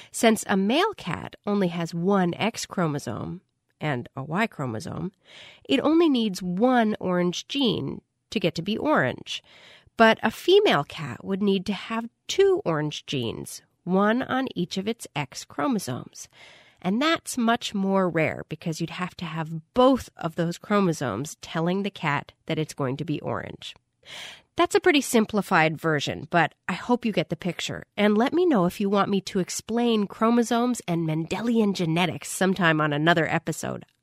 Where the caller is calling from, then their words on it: Arlington, Massachusetts, United States; from Arlington, Massachusetts